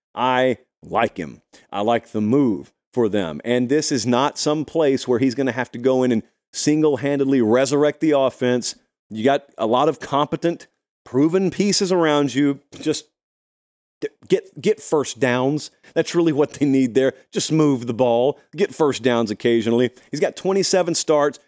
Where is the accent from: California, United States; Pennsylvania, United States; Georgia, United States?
Georgia, United States; West Central; I grew up in West Central Georgia